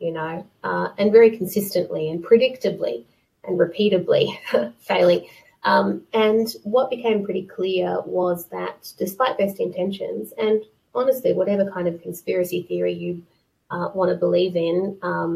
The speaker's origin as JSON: {"language": "English", "country": "Australia", "tie": "born or raised there", "moved": "as an adult", "lives_now": "United Kingdom", "said": "I am Australian, even though I do live in the UK most of the time"}